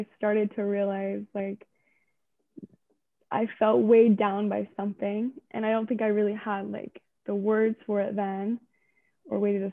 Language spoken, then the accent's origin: English; Delta, Utah, United States; also born or lived in Salt Lake City, Utah; Born and raised in Delta, Utah